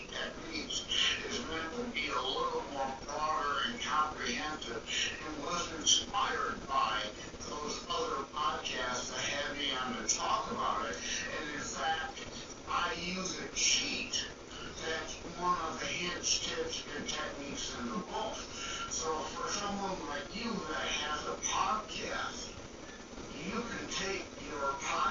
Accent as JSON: {"language": "English", "town": "Detroit", "region": "Michigan", "country": "United States", "said": "I'm from the Detroit, Michigan area"}